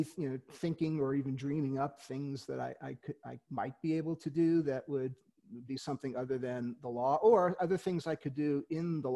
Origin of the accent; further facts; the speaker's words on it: New York City, New York, United States; moved away; also born or lived in Kansas City; I grew up in Queens